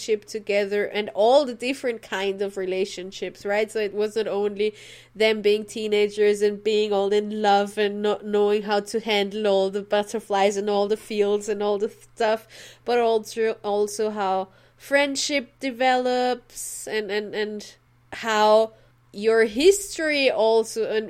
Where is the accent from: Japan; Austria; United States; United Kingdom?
Austria; as an Austrian